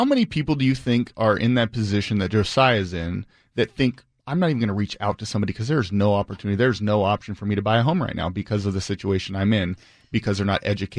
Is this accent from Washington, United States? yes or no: yes; Bainbridge Island, Washington, United States; also born or lived in Seattle; I'm born and raised on Bainbridge Island, so I'm based out of the Seattle side